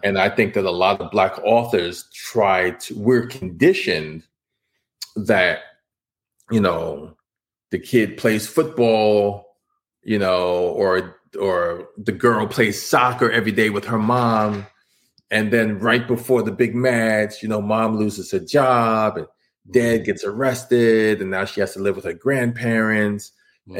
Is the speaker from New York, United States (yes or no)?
yes; New York City, New York, United States; I grew up in New York City in Washington Heights. I was born in Harlem